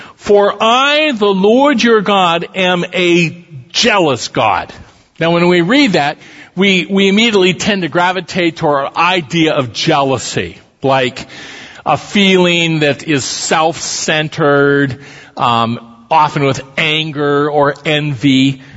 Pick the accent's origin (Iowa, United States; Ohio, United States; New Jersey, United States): Iowa, United States; Council Bluffs; I'm a kid from Council Bluffs, Iowa.